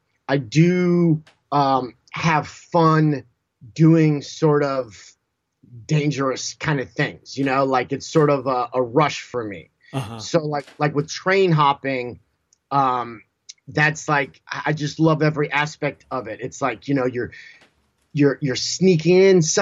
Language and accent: English; Southern California, United States; I grew up in Southern California